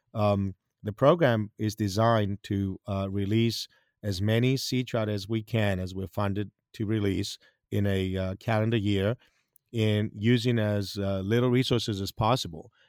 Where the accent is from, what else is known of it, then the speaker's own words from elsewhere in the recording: Greece; English is a second language; moved away as an adult; also born or lived in Hawaii / South Mississippi; now in Mississippi, United States; I'm originally from Greece